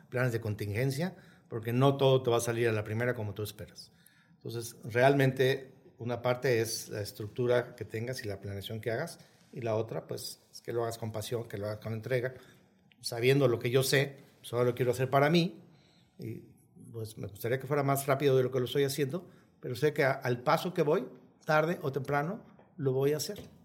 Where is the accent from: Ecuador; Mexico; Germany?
Mexico